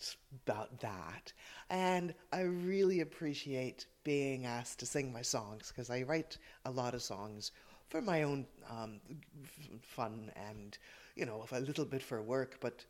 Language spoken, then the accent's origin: English; Toronto, Ontario, Canada; accent: Canadian; moved away as an adult; also born or lived in Wicklow, Ireland; now in Drumshambo, Ireland; Well, I am Irish born. I was born in Wicklow, and we emigrated as a family to Toronto, so this is a Canadian accent. And I returned to Ireland 20 years ago last September.